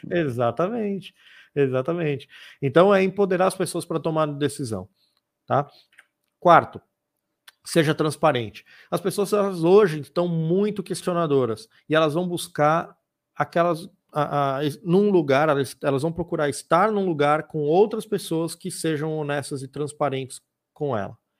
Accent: São Paulo, Brazil; now in Piracicaba, Brazil; quem mora ou quem nasceu ali, como foi meu caso, é, é muito bairrista

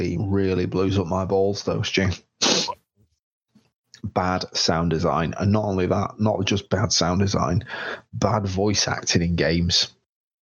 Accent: England, United Kingdom; I'm English

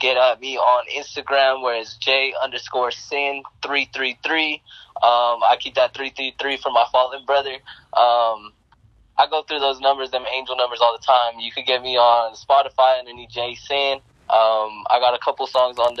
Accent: Denver, Colorado, United States; I'm from Colorado

